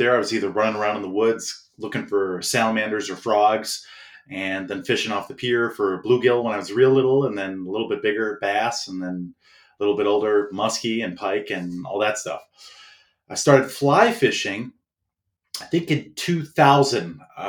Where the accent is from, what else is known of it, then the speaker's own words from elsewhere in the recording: Chicago, Illinois, United States; moved away; I'm from Chicago, so it's not the most fishiest place you would think